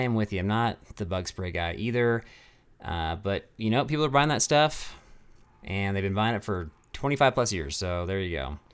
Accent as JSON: {"language": "English", "town": "Castle Rock", "region": "Colorado", "country": "United States", "tie": "born or raised there", "said": "in Castle Rock, in my hometown"}